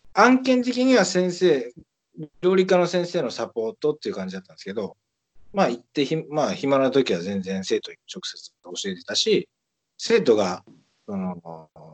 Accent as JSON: {"language": "Japanese", "town": "Kobe", "region": "Hyogo", "country": "Japan", "tie": "born or raised there", "said": "自分、自分神戸出身"}